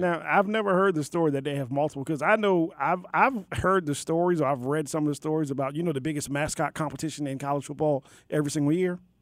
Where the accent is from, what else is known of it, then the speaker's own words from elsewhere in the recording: Maryland, United States; Maryland, my home state